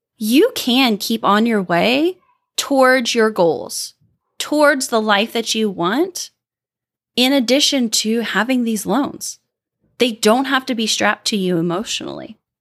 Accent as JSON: {"language": "English", "region": "Midwest", "country": "United States", "said": "I'm from the Midwest"}